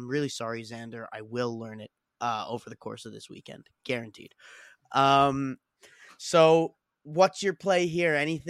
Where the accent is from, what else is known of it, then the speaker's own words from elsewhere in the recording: Canada; Like, there's a big Canadian flag here in front of us. Like, yeah, we're all Canadian.